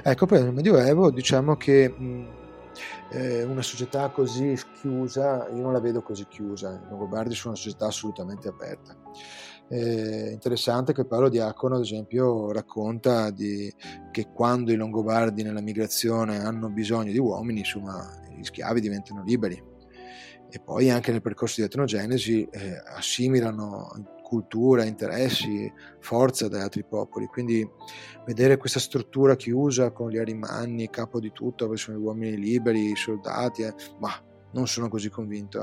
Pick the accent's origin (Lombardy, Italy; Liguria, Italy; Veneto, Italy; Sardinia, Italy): Veneto, Italy; Venice; accent: Veneto; sono veneziano